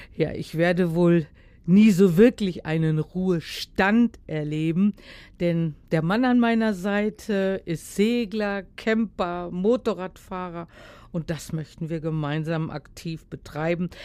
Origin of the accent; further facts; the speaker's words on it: Heiligenhafen, Schleswig-Holstein, Germany; das ist ein Stück Heimat von mir. Ich bin ja äh, aus Schleswig-Holstein, aus Heiligenhafen